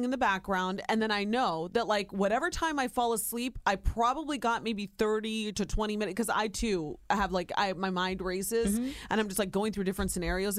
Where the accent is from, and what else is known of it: Ohio, United States; born or raised there